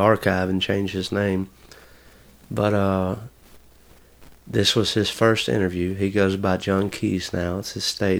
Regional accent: Kennedy, United States; moved away as an adult; my hometown in Kennedy

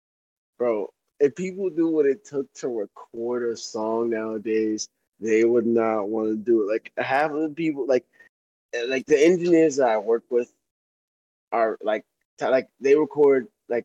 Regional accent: North Florida, United States; also born or lived in Japan / Bowie, Maryland / Virginia / Tampa, Florida; I'm from North Florida

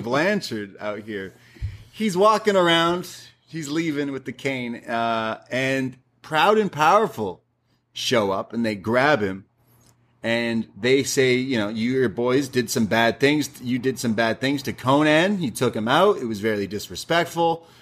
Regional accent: Canada; I'm Canadian

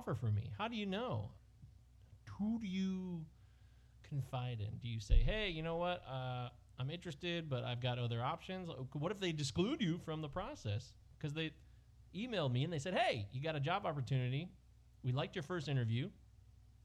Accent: United States; I'm an American.

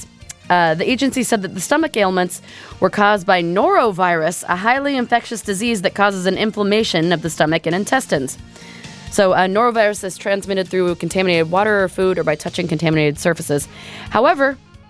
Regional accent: Whidbey Island, Washington, United States; when I was growing up on Whidbey Island

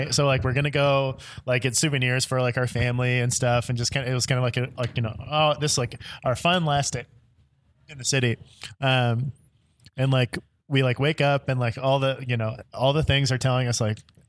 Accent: Tennessee, United States; now in Chicago, United States; I'm from Tennessee.

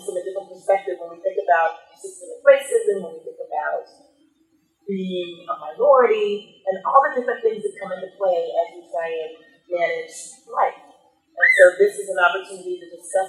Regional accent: Kansas City, United States; moved away as an adult; also born or lived in Chicago, Illinois; now in Illinois, United States; I'm originally from Kansas City, so I'm originally from the Midwest

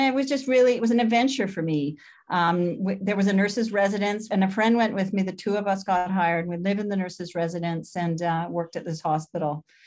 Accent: London, Ontario, Canada; moved away; also born or lived in Spalding, Saskatchewan / Vancouver; I was born in Spalding, Saskatchewan, but when I was eleven months old, my family moved to Ontario

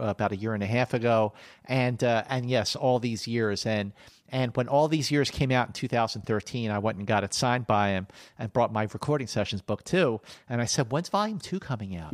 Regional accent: Philadelphia, Pennsylvania, United States; as a kid growing up in Philadelphia during the seventies

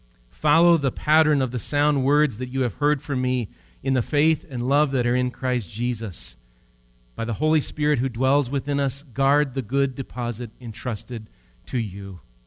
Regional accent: Switzerland; I'm from Switzerland, and one historian has written about my homeland, and so I like this, what he wrote.

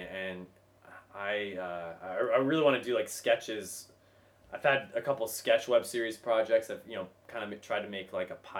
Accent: Kentucky, United States; I think I went up and said my name. … I'm from Kentucky.

